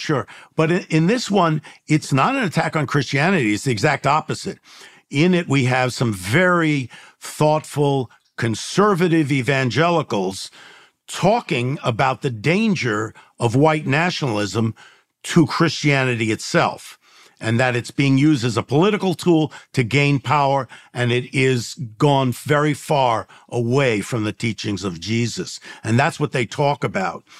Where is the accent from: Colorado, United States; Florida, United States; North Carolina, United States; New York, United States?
New York, United States; New York City; now in Los Angeles, United States; I grew up in the Bronx and, and in New York and then out here in Los Angeles